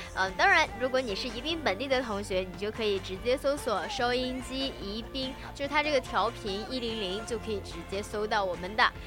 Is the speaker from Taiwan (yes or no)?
no; China; 我们中国人